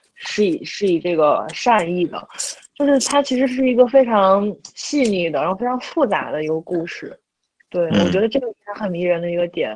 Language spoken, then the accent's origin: Chinese; Jiaodong, Shandong, China; accent: Jiaodong dialect; moved away; 像我现在开始，就是比如说我跟我男朋友可以去教他说这个家乡话，说土里土气的这种胶东方言